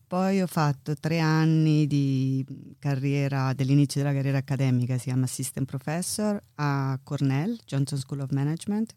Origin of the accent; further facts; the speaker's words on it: Terni, Umbria, Italy; moved away as an adult; also born or lived in Milan, Italy / Chicago, United States / Ithaca, United States; now in London, United Kingdom; Io sono di vicino, vabbè, sono di Terni, facendo vicino Roma, ma di Terni